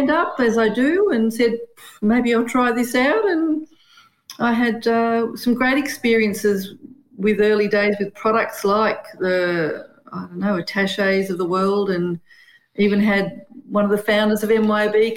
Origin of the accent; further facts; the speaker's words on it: Sydney, New South Wales, Australia; also born or lived in Brisbane, Australia; now in Canberra, Australia; I grew up in Sydney